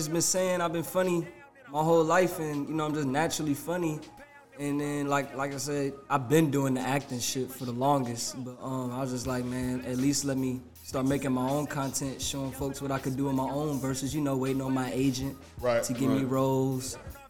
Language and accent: English; St. Louis, Missouri, United States; I'm from St. Louis.